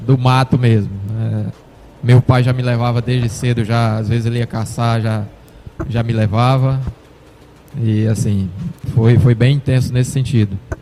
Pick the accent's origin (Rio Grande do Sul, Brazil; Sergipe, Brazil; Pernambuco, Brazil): Sergipe, Brazil; Itabi; moved away as an adult; also born or lived in Mauá, São Paulo; now in Natal, Brazil; Que na verdade eu sou natural de Mauá, São Paulo. Mas meus pais quando eu tinha em torno de três anos, meu pai veio embora com minha mãe. E aí eu fui criado em Sergipe, então me considero sergipano